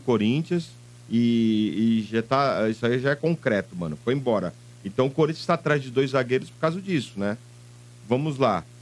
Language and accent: Portuguese; Santos, São Paulo, Brazil; eu nasci em Santos, eu tenho um puxa CS maldito